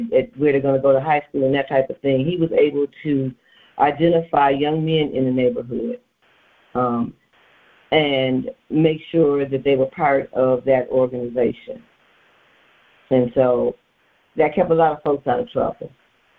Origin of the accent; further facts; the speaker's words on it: Detroit, Michigan, United States; moved away as an adult; also born or lived in Nevada; now in California, United States; I grew up in Northwest Detroit.